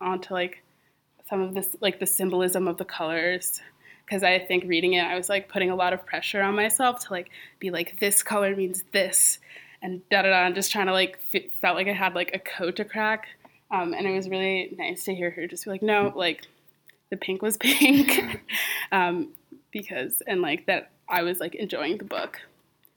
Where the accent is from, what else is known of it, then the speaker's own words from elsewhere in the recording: Montclair, New Jersey, United States; I'm from Montclair, New Jersey